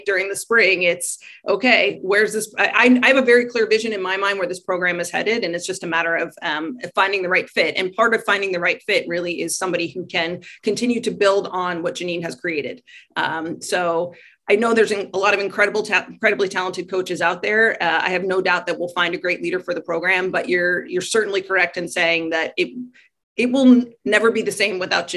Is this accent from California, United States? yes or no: no; Baltimore, Maryland, United States; I'm from Baltimore